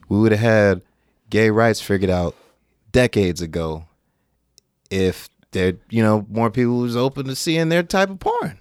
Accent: Sacramento, California, United States; born and raised in Sacramento.

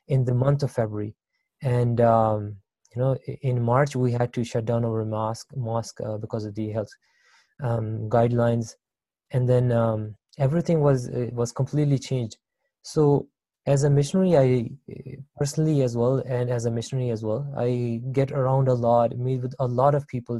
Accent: Libya; now in Canada; I was born and raised in Libya.

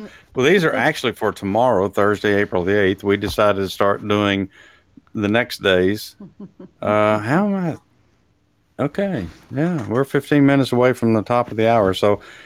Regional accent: Texas, United States; now in Atlanta, United States; I was raised in Texas, so we had some real authentic food, Mexican food there.

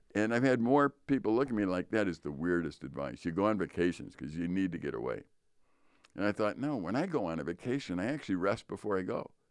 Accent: Chicago, Illinois, United States; moved away as an adult; now in Northern Wisconsin, United States; We grew up in Chicago

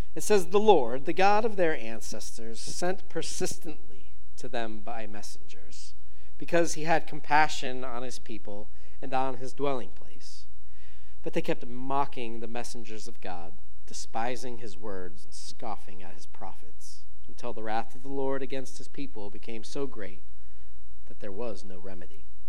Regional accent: Philadelphia, Pennsylvania, United States; moved away as an adult; now in Fort Pierce, United States; I moved to, to Florida in 2011 from uh, a small town called Philadelphia

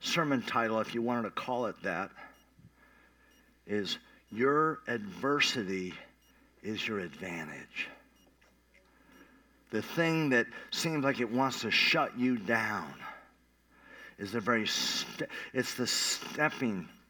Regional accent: Tulsa, Oklahoma, United States; I came out from Tulsa, Oklahoma, Midwest

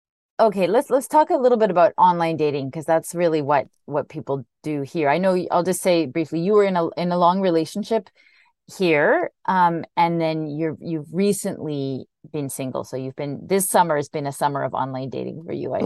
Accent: Vancouver, British Columbia, Canada; now in Montreal, Canada; my hometown of Vancouver

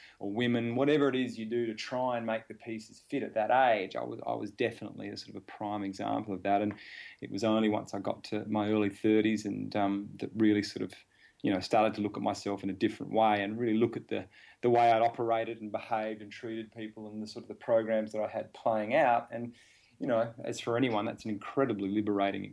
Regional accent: Adelaide, South Australia, Australia; I came from Adelaide, small town

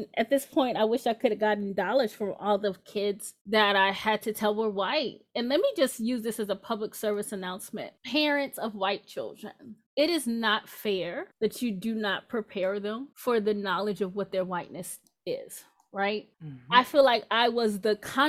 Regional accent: New York, United States; I grew up in New York, and I can remember second grade hearing about Ellis Island

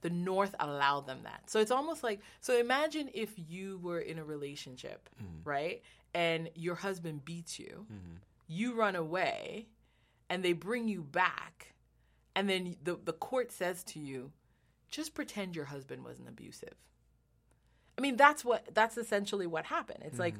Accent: Jamaica; now in United States; I'm Jamaican, so I came to America and learned American history

